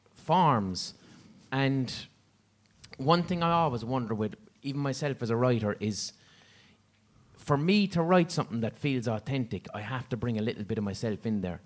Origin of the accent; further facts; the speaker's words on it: Limerick, Munster, Ireland; I'm from Limerick.